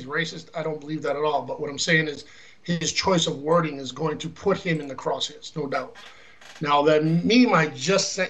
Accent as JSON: {"language": "English", "town": "Boston", "region": "Massachusetts", "country": "United States", "tie": "born or raised there", "said": "I grew up in Boston"}